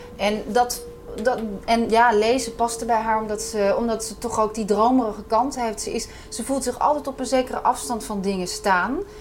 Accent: Netherlands; als Hollandse vrouw

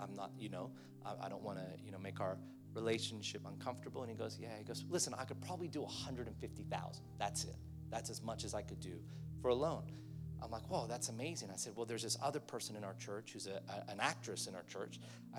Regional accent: Philippines; I've got a Chinese auntie that I grew up with in the Philippines

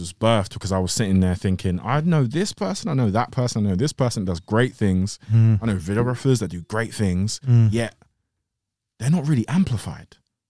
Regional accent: Greenford, London, United Kingdom; West London. West London, North West London, same kind of thing.

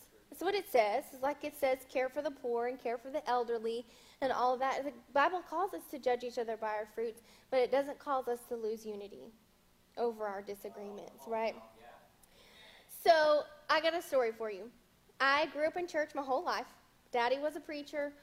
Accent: the South, United States; I was raised in the South

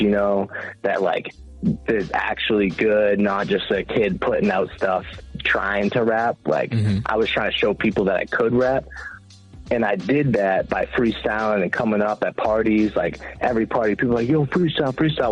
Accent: South Shore, Massachusetts, United States; I'm from the South Shore

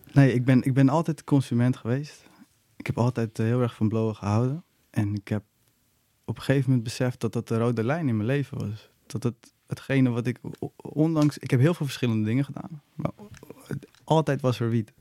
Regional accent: Nieuw-Vennep, North Holland, Netherlands; moved away as an adult; now in Amsterdam, Netherlands; ik ben, ik ben in Nieuw-Vennep opgegroeid.

